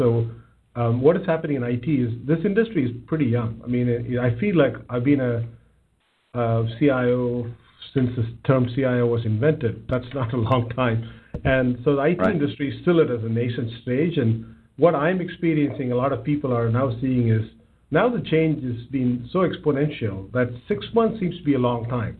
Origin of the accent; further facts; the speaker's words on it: South India, India; moved away as an adult; also born or lived in Bangalore; now in United States; I grew up in south of India, one of the southernmost parts